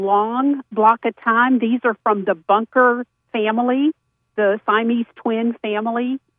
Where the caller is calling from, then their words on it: Mount Airy, United States; I am calling from Mount Airy